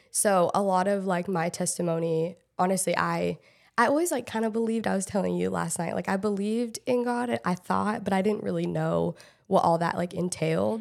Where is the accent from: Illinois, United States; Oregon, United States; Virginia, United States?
Oregon, United States; Portland; moved away as an adult; also born or lived in Los Angeles / Texas / Michigan; I grew up in Portland, like, Portland area, Oregon